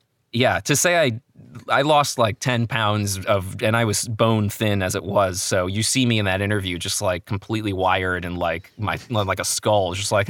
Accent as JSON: {"language": "English", "region": "New Jersey", "country": "United States"}